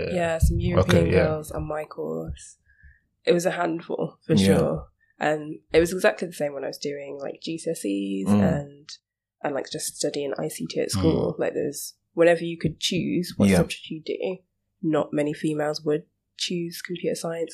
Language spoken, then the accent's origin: English; England, United Kingdom; So I moved to Slough, which I'm from the Midlands.